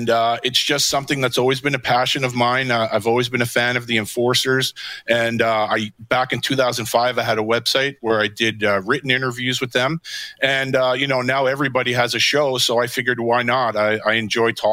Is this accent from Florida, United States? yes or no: no; New York City, New York, United States; I'm originally from Queens